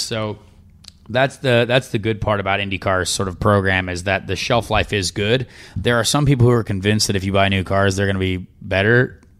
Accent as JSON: {"language": "English", "region": "Indiana", "country": "United States", "said": "I'm from Indiana"}